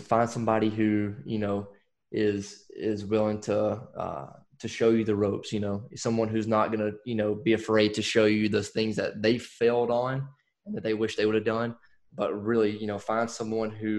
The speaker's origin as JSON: {"language": "English", "region": "Alabama", "country": "United States", "moved": "yes", "lives_now": "Fayetteville, United States", "said": "I'm originally from Alabama."}